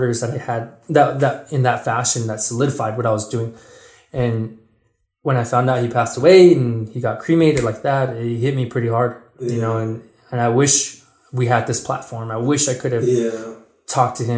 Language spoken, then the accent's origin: English; Mescalero, New Mexico, United States; moved away; growing up in the Mescalero schools